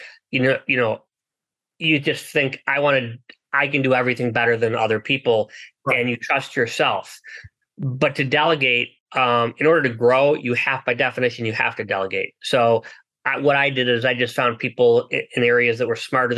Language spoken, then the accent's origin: English; United States; I was born in the United States